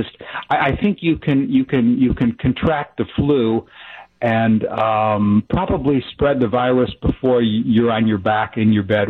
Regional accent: United States; also born or lived in Japan / Montello, Wisconsin; as an American

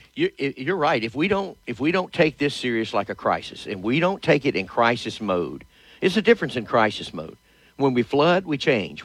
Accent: Shreveport, Louisiana, United States; born and raised in Shreveport.

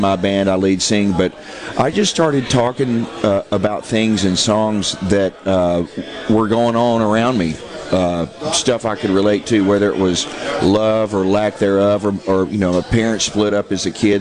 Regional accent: Nashville, Tennessee, United States; I'm a Southern boy. I was born and raised in Nashville, Tennessee

